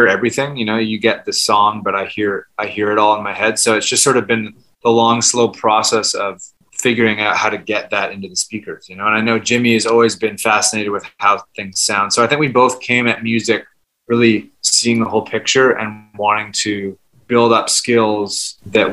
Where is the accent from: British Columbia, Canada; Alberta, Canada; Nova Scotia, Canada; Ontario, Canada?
British Columbia, Canada; Vancouver; now in New York, United States; we grew up together in Vancouver, and then we moved to New York separately.